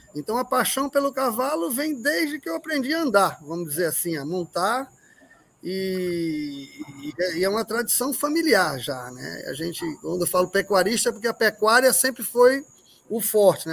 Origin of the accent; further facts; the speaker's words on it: Pernambuco, Brazil; moved away; also born or lived in Paraíba; eu sou pernambucano, é, lá é muito acidentado